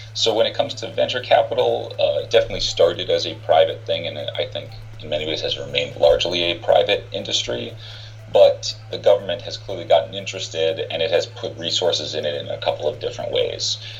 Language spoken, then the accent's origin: English; Palo Alto, California, United States; also born or lived in China; I grew up in Palo Alto